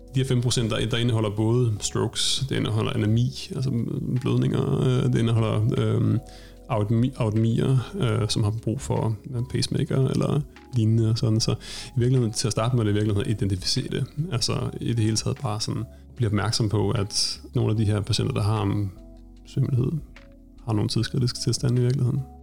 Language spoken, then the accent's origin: Danish; Denmark; moved away as an adult; now in Stockholm, Sweden; Jeg er oprindeligt fra Danmark og har taget min uddannelse via Danmark